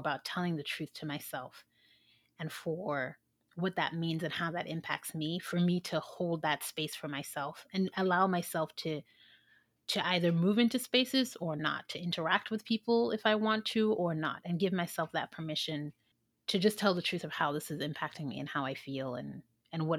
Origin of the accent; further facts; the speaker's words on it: Sierra Leone; moved away; I'm from an African country. I'm from Sierra Leone